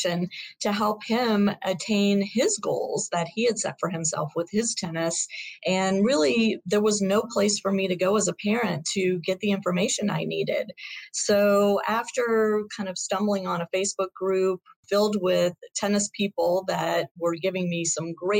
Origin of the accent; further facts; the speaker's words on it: Shreveport, Louisiana, United States; we grew up together in Shreveport, Louisiana, and we're on a high school team together